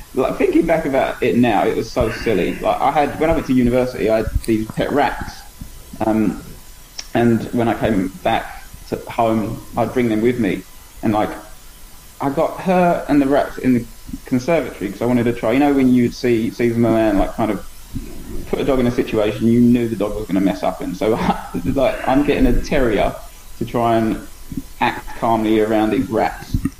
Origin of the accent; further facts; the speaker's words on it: Essex, East of England, United Kingdom; now in Wellington, New Zealand; at the time I was young and I come from Essex